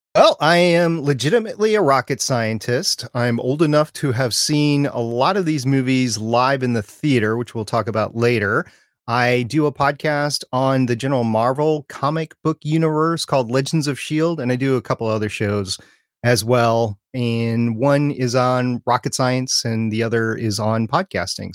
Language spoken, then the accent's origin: English; Minneapolis–Saint Paul, Minnesota, United States; I grew up in the Twin Cities. of Minnesota, Saint Paul, Minneapolis, and we moved suburbs that summer